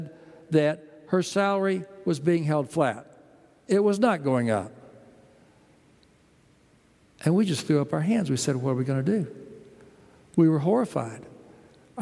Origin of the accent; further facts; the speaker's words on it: Texas, United States; also born or lived in New Haven, Connecticut; now in Houston, United States; We grew up in Texas